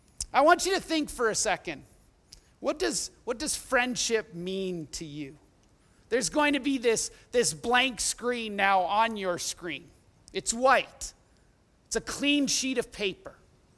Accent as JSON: {"language": "English", "town": "Edmonton", "region": "Alberta", "country": "Canada", "tie": "born or raised there", "said": "We did everything together as we grew up in Millwoods and Edmonton."}